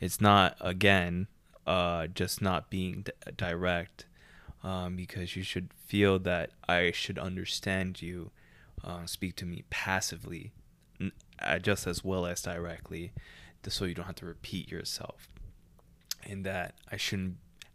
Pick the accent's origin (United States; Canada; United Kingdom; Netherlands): Canada; We're Canadian